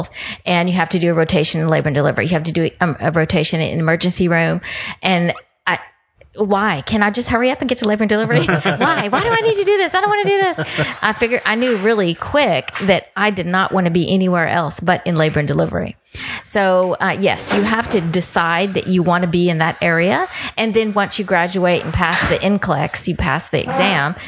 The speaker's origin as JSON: {"language": "English", "town": "Houston", "region": "Texas", "country": "United States", "tie": "born or raised there", "said": "I grew up here in Houston, so I grew up on the north side"}